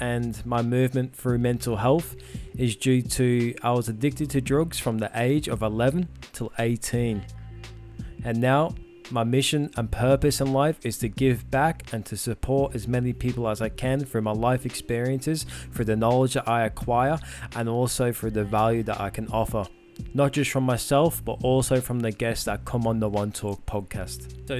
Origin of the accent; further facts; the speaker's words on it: Liverpool, North West England, United Kingdom; now in Queensland, Australia; I am from Liverpool, England, and I now live in Queensland, Australia. I was born in 1997